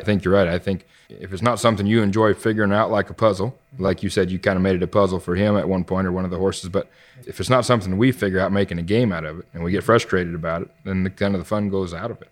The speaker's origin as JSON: {"language": "English", "town": "Kansas City", "region": "Missouri", "country": "United States", "tie": "born or raised there", "said": "I grew up just north of Kansas City and Missouri"}